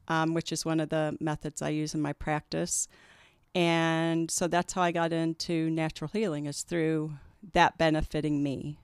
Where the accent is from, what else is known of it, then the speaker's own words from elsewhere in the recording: Kansas City, United States; also born or lived in Denver; I was born and raised in Kansas City